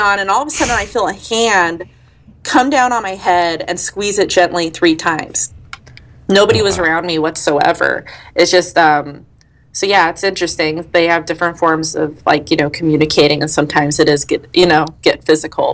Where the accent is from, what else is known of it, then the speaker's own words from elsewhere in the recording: Colorado, United States; Colorado's my home state my dad and his whole side of the family are in Pueblo, and my mom and her, um, a lot of her side are in the San Luis Valley